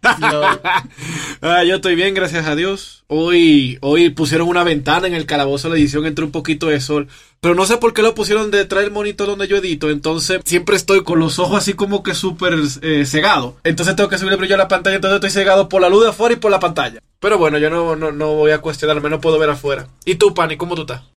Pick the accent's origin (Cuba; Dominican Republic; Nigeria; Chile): Dominican Republic; now in Mexico; yo como soy de República Dominicana, llego a México